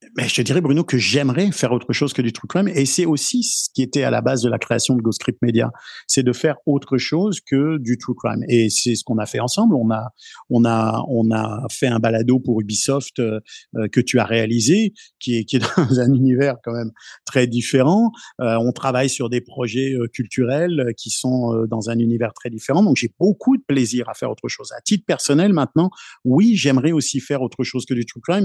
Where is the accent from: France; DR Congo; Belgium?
France; now in Canada; je viens de France